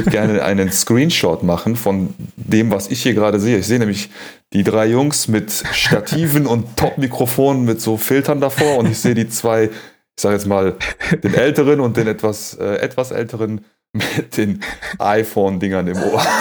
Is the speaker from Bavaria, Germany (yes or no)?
no; Cologne, North Rhine-Westphalia, Germany; ähm, Nationalität Kölner, ähm, geboren 81 in der Südstadt im Klösterchen, so wie meine Tochter dann äh, fast 35 Jahre später auch. Ähm, genau, die Wurzeln kommen aus dem Iran.